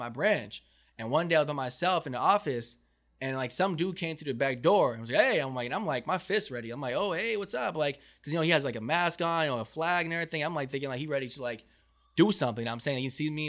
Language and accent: English; Irvine, California, United States; also born or lived in Honolulu, Hawaii; I was raised in the juice, you know, call it the vine, Irvine, the bubble